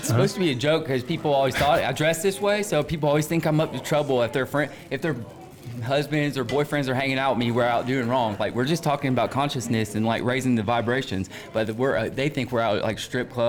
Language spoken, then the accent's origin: English; Atlanta, Georgia, United States; now in Denver, United States; Atlanta. I came from Atlanta, and I spent a little time in Tennessee, but I didn't know where I wanted to be based out of when I left the South